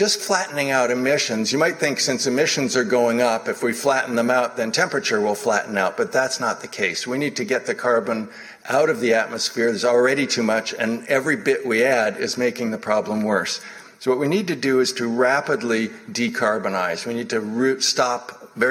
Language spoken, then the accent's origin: English; Boston, Massachusetts, United States; moved away; also born or lived in California; here in my hometown of Boston